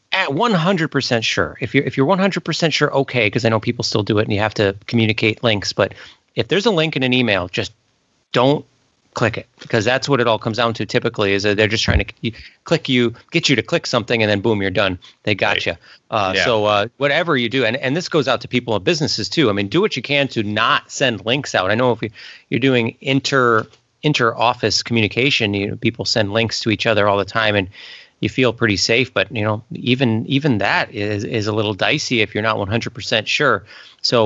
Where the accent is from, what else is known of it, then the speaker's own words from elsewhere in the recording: Illinois, United States; I was met someone from Wisconsin who called me an FIB.